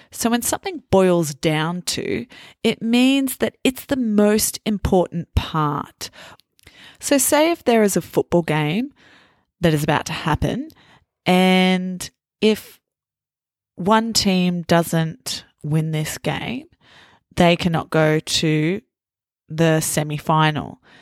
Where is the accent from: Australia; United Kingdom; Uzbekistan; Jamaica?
Australia